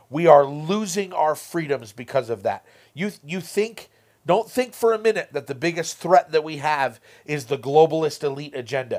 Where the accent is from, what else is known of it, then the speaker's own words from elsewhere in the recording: United States; as an American